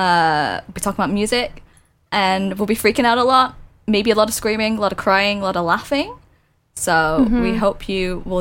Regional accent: United Kingdom; I'm from the UK.

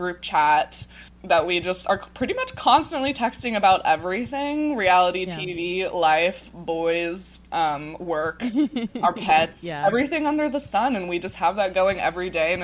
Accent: Ashland, Oregon, United States; I am originally from Ashland, Oregon

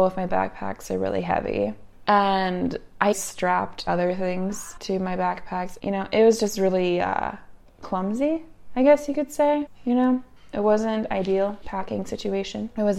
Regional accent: Utah, United States; So I'm from Utah. I'm from a very high elevation place.

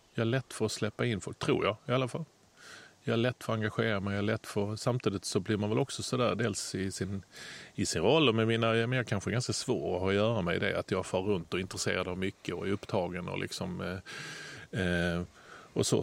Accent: Lund, Skåne, Sweden; min hemstad Lund

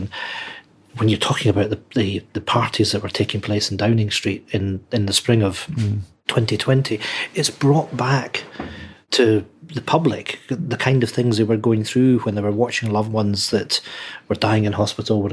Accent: Edinburgh, Scotland, United Kingdom; I grew up in Edinburgh. I actually spent my first 8 years in a council house estate in Edinburgh, in Muirhouse.

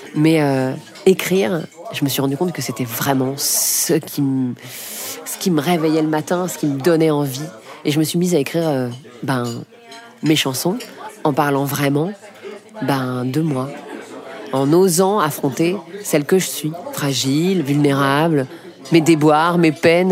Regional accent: Paris, Île-de-France, France; born or raised there

